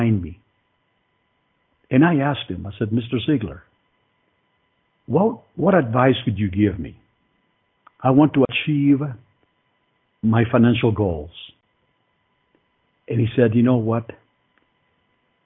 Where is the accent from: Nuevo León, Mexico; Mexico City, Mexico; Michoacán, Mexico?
Mexico City, Mexico; now in United States; I was born in Mexico City, economically disadvantaged country and family